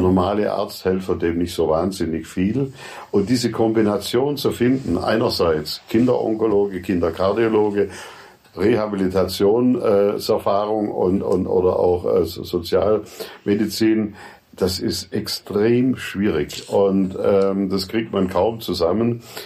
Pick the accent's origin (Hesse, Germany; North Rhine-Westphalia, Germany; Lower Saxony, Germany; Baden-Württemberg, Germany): Baden-Württemberg, Germany; Furtwangen; Furtwangen, meine Heimatstadt